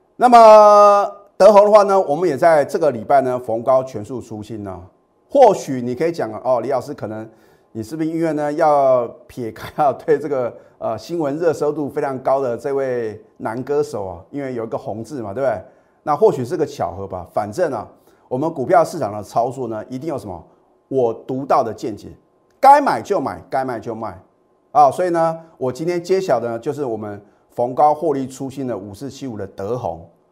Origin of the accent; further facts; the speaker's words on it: Taiwan; 我们台湾的话呢，我们，呃，中华民国的话呢，都是什么？放农历年嘛